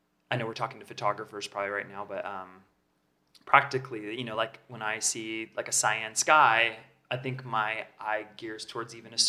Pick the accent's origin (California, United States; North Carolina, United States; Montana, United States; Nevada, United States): California, United States; Southern; now in Los Angeles, United States; I grew up in Southern California. I always kind of been here out in the desert, a little bit more space